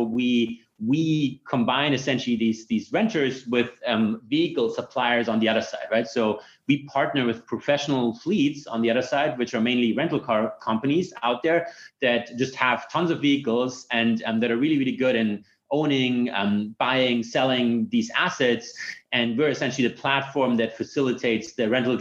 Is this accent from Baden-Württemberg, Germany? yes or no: no; Munich, Bavaria, Germany; moved away as an adult; also born or lived in Stanford, United States; I'm originally from Munich. Went there to high school.